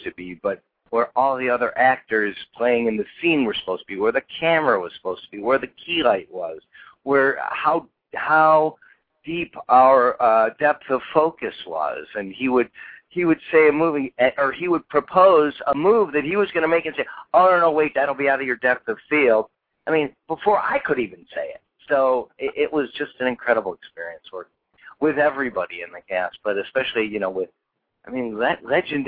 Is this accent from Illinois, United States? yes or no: yes; Oak Park, Illinois, United States; moved away as an adult; also born or lived in Chicago; now in Los Angeles, United States; I was born and raised in Chicago. Grew up in Oak Park